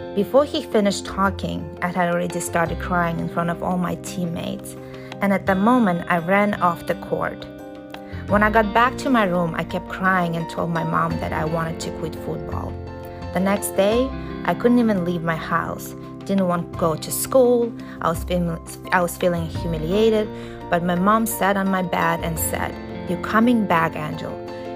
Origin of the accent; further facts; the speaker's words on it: United States; also born or lived in Russia; growing up in Russia and then America, mostly America